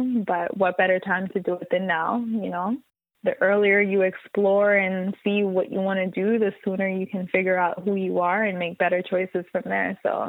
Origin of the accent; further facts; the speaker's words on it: Jamaica; now in Canada; I was born in Jamaica, born and raised. And I'm talking like country where you don't have no cable TV. You don't have a lot of electricity to use when the night comes.